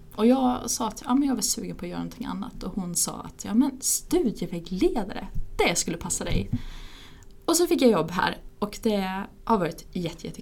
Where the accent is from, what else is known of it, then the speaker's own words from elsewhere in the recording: Ludvika, Dalarna County, Sweden; moved away as an adult; also born or lived in England; now in Uppsala, Sweden; jag är eh, ursprungligen från Ludvika, flyttade till Uppsala för att börja plugga